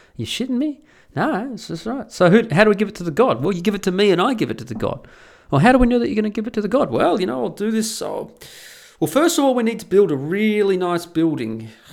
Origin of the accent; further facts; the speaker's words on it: Perth, Western Australia, Australia; also born or lived in the Alps; now in Netherlands; living in Perth, growing up in Perth